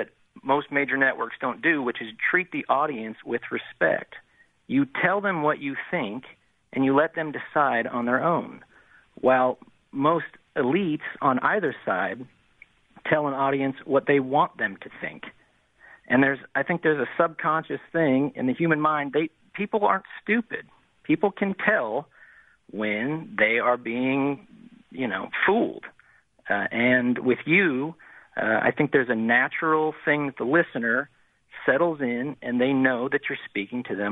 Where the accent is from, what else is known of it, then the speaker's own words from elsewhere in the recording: United States; moved away; I live here now, but I grew up in the States